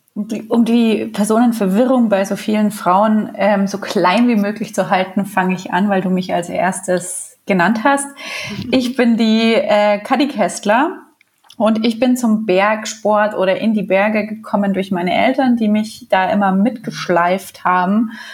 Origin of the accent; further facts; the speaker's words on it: Bamberg, Bavaria, Germany; now in Munich, Germany; ich komme ja auch nicht aus München oder nicht aus Bergnähe, sondern aus Bamberg